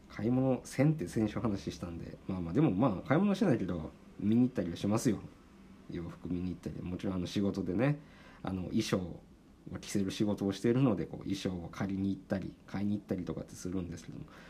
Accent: Japan; now in Tokyo, Japan; 地方出身の僕

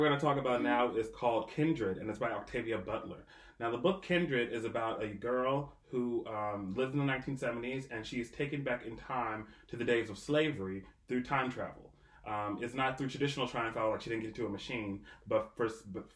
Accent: Canada; growing up in Canada

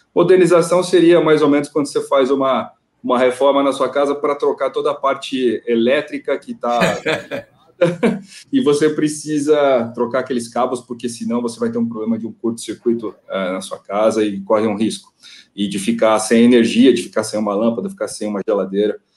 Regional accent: Ilha Solteira, São Paulo, Brazil; não sou nascido em Ilha Solteira, mas eu vivi 26 anos da minha vida por lá

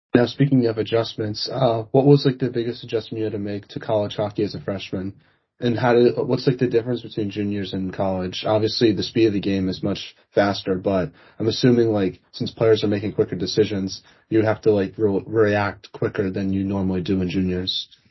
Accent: East Coast, United States; I'm from the East Coast

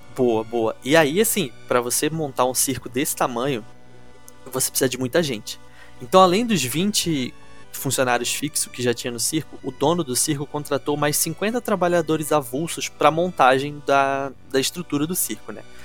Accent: Rio de Janeiro, Brazil; eu não sou de Niterói, eu sou da capital mesmo

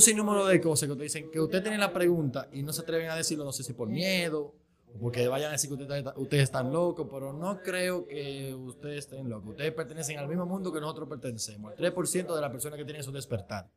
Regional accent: Dominican Republic; somos dominicanos

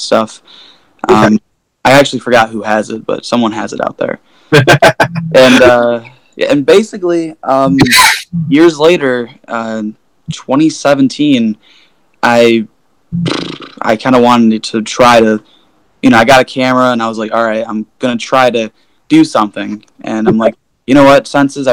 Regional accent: Oak Forest, Illinois, United States; I am from Oak Forest, Illinois

